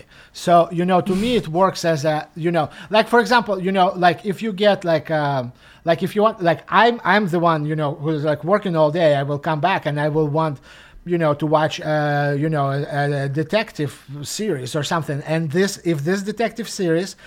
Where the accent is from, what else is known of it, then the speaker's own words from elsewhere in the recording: Russia; moved away; growing up in Russia, you know, in the 90s